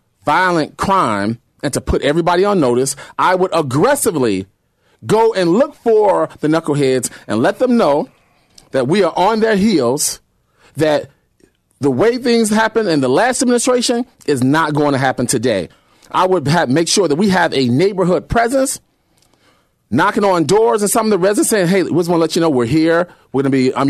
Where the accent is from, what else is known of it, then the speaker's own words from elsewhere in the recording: Chicago, Illinois, United States; growing up in Cabrini Green.